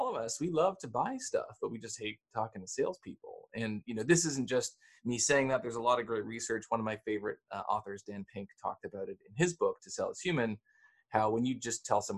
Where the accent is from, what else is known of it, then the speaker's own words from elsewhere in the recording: Canada; I'm Canadian